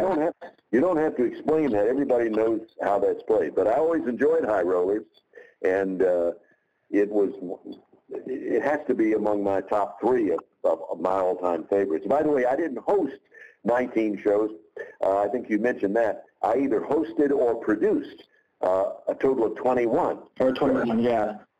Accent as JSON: {"language": "English", "town": "Jackson", "region": "Tennessee", "country": "United States", "tie": "born or raised there", "said": "the local 250 watt radio station in my hometown of Jackson, Tennessee"}